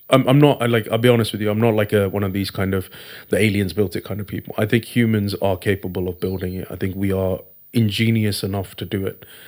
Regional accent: Thiruvananthapuram, Kerala, India; I come from India, I come from a place called, uh, Trivandrum in Kerala.

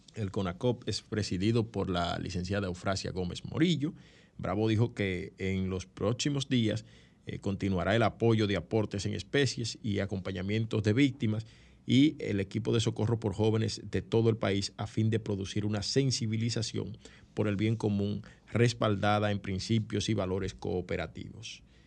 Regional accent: San Cristóbal, Dominican Republic; el pueblo de San Cristóbal, que es mi pueblo, mi pueblo, ustedes saben que yo soy eh, san cristobalense

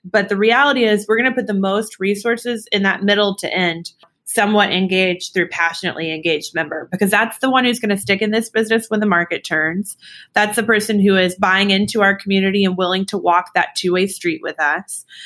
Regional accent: Dallas, Texas, United States; now in Austin, United States; I'm born and raised in Dallas

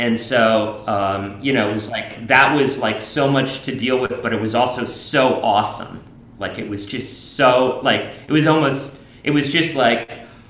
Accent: New York, United States; I grew up in Alphabet City in New York

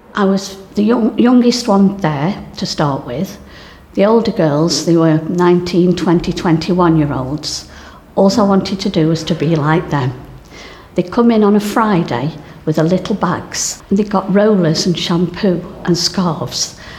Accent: Burslem, West Midlands, United Kingdom; I was brought up in Burslem. So we were surrounded by pottery factories when I was young.

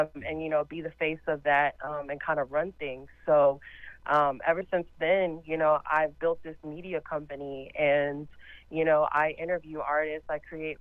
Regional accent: Los Angeles, California, United States; moved away; we lived in L.A. because I'm originally from Los Angeles

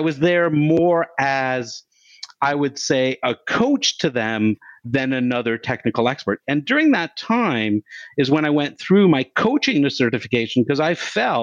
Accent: Canada; I'm Canadian

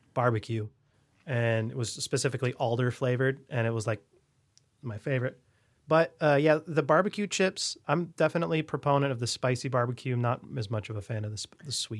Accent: Bellingham, Washington, United States; I grew up in Bellingham, Washington, very close to Canada

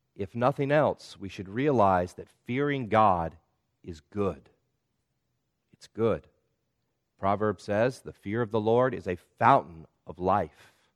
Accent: the South, United States; When I was a child growing up in the South

